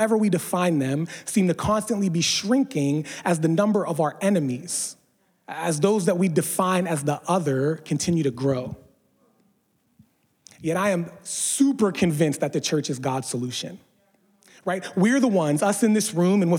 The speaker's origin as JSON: {"language": "English", "region": "Pennsylvania", "country": "United States", "tie": "born or raised there", "moved": "yes", "lives_now": "San Diego, United States", "said": "I'm from a small Rust Belt town in Pennsylvania"}